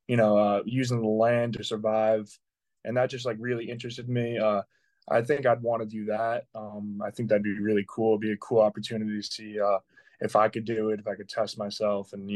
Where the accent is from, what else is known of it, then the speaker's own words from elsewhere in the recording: Manorville, New York, United States; now in Pittsburgh, United States; I grew up on Long Island, New York, in a small town called Manorville